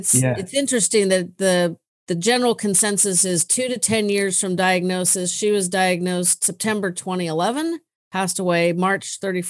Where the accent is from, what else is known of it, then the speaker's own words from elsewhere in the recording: California, United States; I love my hometown, but holy moly, I'm over it.